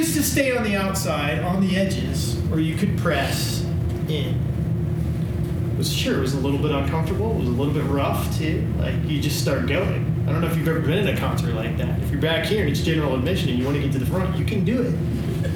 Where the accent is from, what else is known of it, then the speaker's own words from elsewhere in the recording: Illinois, United States; I grew up in Illinois, in the Midwest